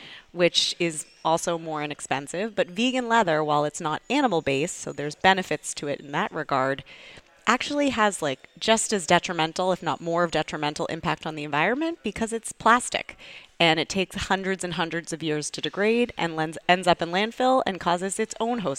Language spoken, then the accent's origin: English; Needham, Massachusetts, United States; also born or lived in New York City; I grew up outside of Boston, Needham, Massachusetts